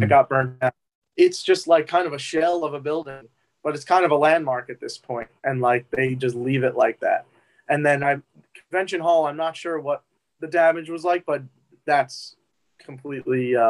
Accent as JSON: {"language": "English", "region": "New Jersey", "country": "United States", "moved": "as an adult", "lives_now": "New York City, United States", "said": "where I'm from in New Jersey, it's not rural. It's like it's a suburb, but it's way quieter"}